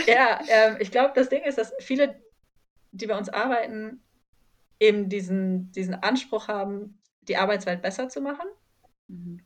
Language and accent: German; near Ulm, Baden-Württemberg, Germany; moved away; also born or lived in Heidelberg; Ich komme nämlich eigentlich aus der Nähe von Ulm